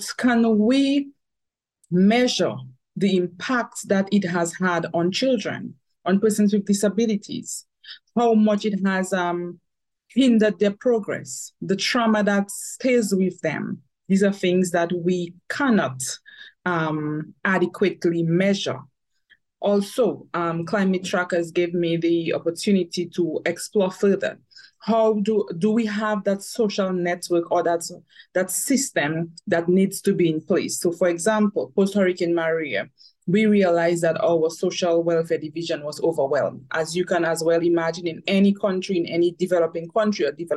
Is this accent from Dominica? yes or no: yes; Dominica; I am from Dominica, the Commonwealth of Dominica.